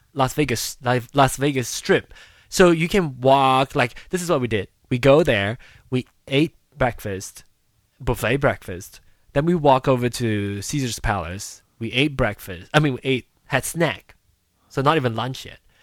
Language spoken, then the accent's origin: English; Malaysia; moved away; growing up in Malaysia